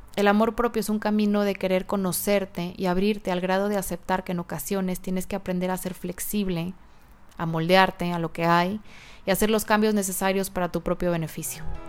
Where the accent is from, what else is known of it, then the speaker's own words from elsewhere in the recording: Mexico; en mi país, México